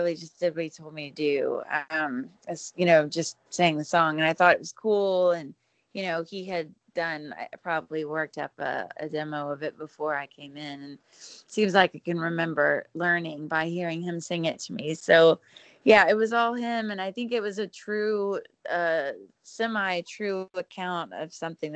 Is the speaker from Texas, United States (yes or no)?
yes; South Texas, United States; I was from South Texas